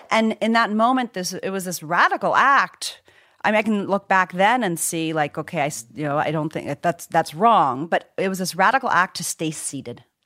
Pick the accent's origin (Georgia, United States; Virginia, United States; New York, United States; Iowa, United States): Virginia, United States; born or raised there; also born or lived in Zimbabwe